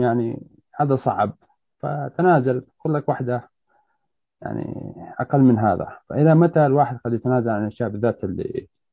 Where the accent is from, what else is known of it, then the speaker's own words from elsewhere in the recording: Saudi Arabia; now in Toronto, Canada; انا من مواليد السعوديه